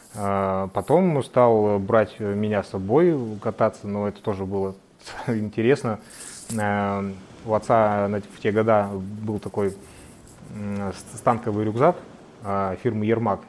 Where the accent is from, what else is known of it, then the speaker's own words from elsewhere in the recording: Sinegorye, Magadan Oblast, Russia; Я родился и вырос в Синегории